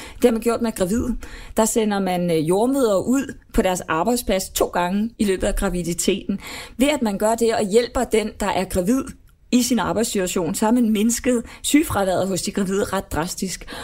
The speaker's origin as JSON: {"language": "Danish", "country": "Denmark", "said": "som dansker"}